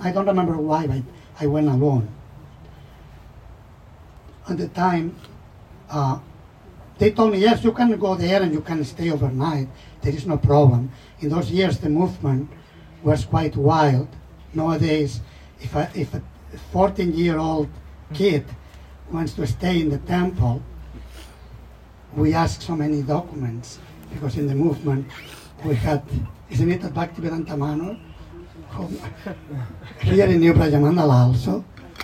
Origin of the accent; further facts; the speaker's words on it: Mataró, Catalonia, Spain; moved away; I was living 30 kilometers from Barcelona. The place was named Mataró.